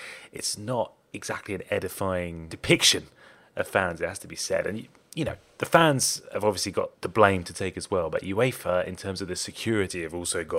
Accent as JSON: {"language": "English", "region": "England", "country": "United Kingdom", "said": "Let's start on England, …, since we're both English."}